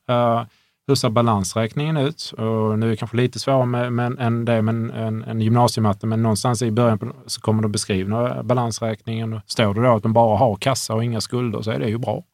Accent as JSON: {"language": "Swedish", "town": "Hörby", "region": "Skåne", "country": "Sweden", "said": "Jag är från Hörby, jag är från en enkel"}